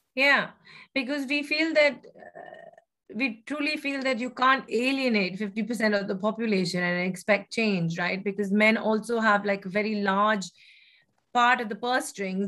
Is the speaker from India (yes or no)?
yes; Kolkata, West Bengal, India; moved away as an adult; I grew up actually in Kolkata, uh, in in West Bengal, and uh, spent about the first 18 years of my life there.